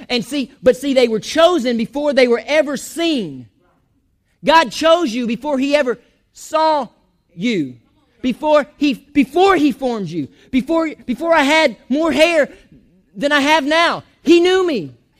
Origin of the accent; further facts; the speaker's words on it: Chiefland, Florida, United States; also born or lived in Georgia; I'm from Chiefland